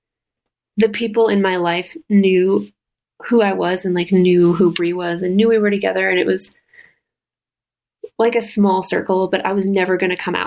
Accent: Midwest, United States; moved away; growing up in the Midwest and there wasn't a single gay kid in our school

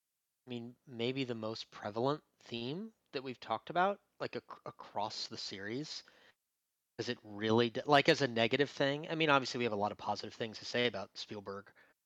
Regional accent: United States; I'm American

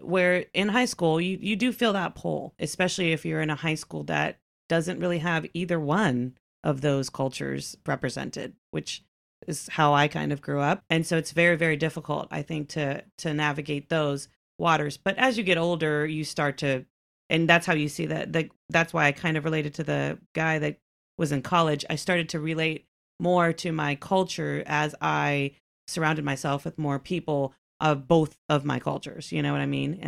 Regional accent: Texas, United States; I am, you know, born and raised here. I was born in Texas

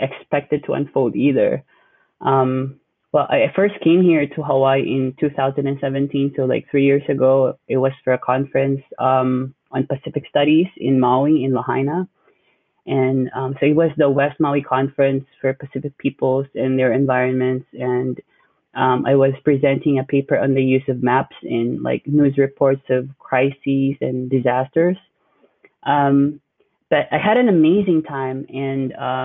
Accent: Manila, Metro Manila, Philippines; moved away as an adult; now in Honolulu, United States; I'm Filipino, born and raised in Manila, although my parents are from the northern part, the Cordilleras.

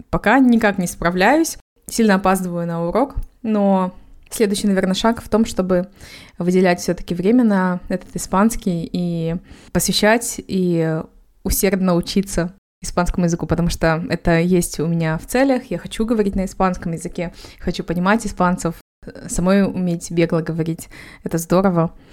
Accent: Kazakhstan; now in Malaga, Spain; Живу в Малаге, сама из Казахстана, как и девочки.

